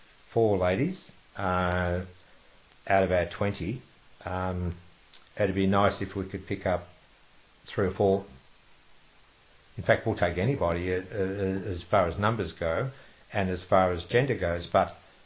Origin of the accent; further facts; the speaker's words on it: Geelong, Victoria, Australia; born there; Actually, I wasn't born in Oakley, I was born in Geelong.